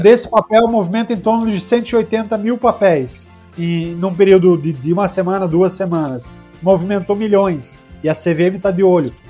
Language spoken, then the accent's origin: Portuguese; Paraná, Brazil; eu, como paranaense